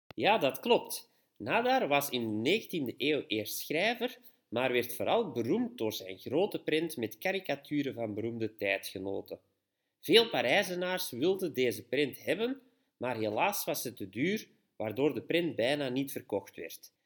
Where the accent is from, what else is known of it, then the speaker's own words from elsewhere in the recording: Belgium; we als Belg